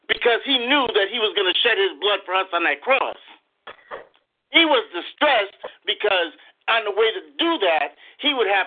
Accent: Waterbury, Connecticut, United States; moved away as an adult; now in Conway, United States; Uh, we come from Waterbury, Connecticut, um, from the Rock of Ages Holiness Church.

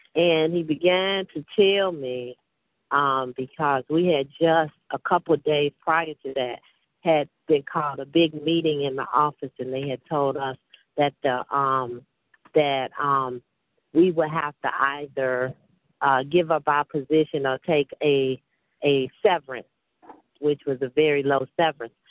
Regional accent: Chicago, Illinois, United States; I'm from Chicago

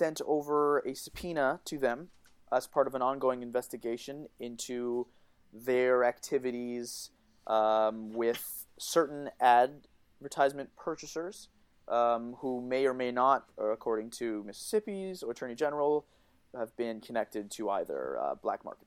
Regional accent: Canada; I'm Canadian

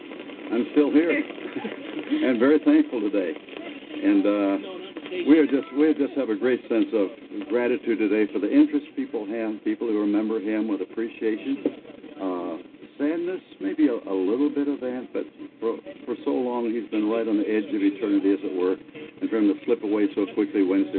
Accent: Canada; Years ago when I was 17 years old, Billy came to my hometown in Canada and spoke at one of our rallies up there

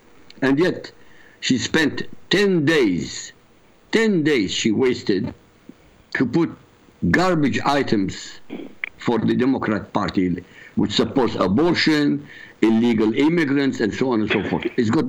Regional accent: Iraq; now in United States; I come from Iraq originally.

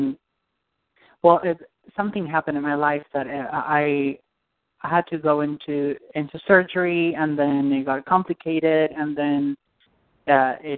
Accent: Argentina; moved away; I'm from Argentina

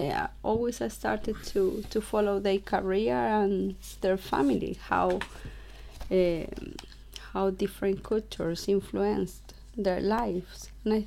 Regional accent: Chile; English is a second language; moved away; because you know I'm from Chile and South America

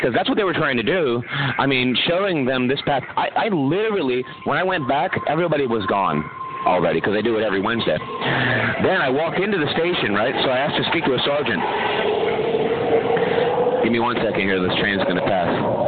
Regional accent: San Francisco, California, United States; I'm from San Francisco

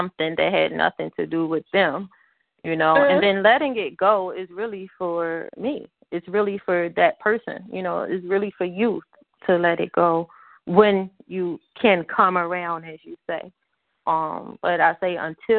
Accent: Philadelphia, Pennsylvania, United States; moved away as an adult; also born or lived in Germany; now in Ohio, United States; I'm from North Philly

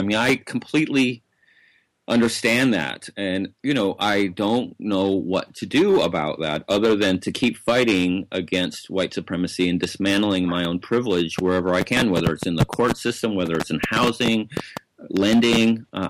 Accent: the South, United States; including the people that I grew up in the South, have this sort of guilt associated with slavery and oppression

